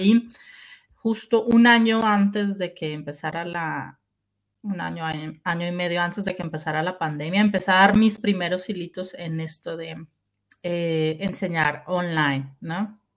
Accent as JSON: {"language": "Spanish", "country": "Colombia", "tie": "born or raised there", "also_born_or_lived": "Germany", "moved": "as an adult", "said": "Yo soy eh, originalmente de Colombia, nací en Colombia"}